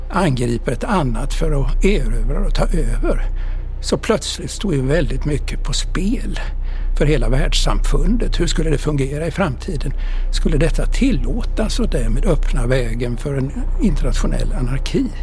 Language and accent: Swedish; Sweden; Jan Eliasson och jag var ju på semester hemma i Sverige.